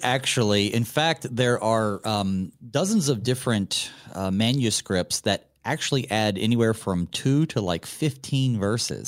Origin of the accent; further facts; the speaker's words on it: the South, United States; I'm from the South